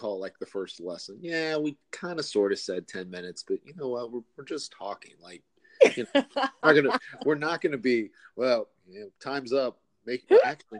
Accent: United States; I'm the Yankee

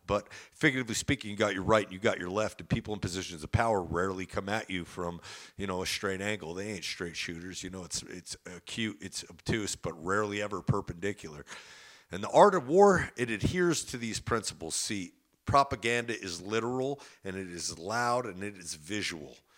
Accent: New Jersey, United States; I'm from Jersey, where you can get the best pizza in the world

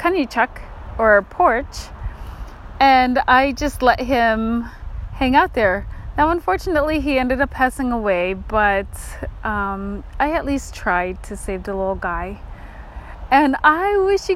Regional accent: Kotzebue, Alaska, United States; moved away; I grew up in Kotzebue, right? Well, Kotzebue is on the ocean front

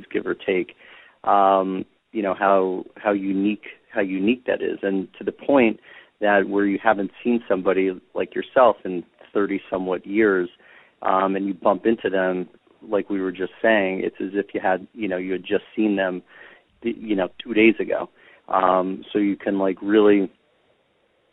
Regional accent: New York City, New York, United States; I grew up in Manhattan.

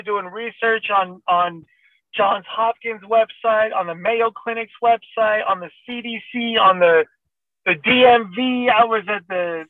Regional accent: Iran; English is a second language; moved away; I'm a foreigner, I'm from Iran

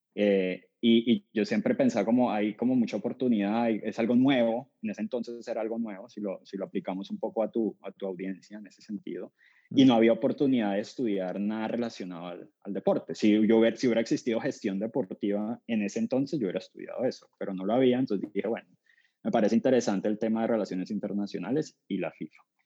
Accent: Cali, Valle del Cauca, Colombia; moved away; soy colombiano, nací en Cali, Santiago de Cali, que es la tercera ciudad de Colombia

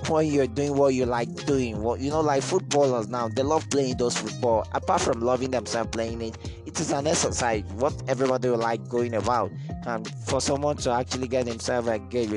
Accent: Ilorin, Kwara, Nigeria; I'm from Ilorin, an indigenous of Agbaji to be precise. That's where I'm from.

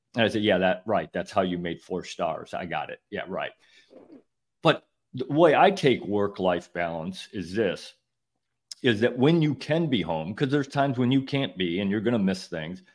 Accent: Northern Illinois, United States; moved away as an adult; now in Florida, United States; I grew up in Northern Illinois working on farms all summer

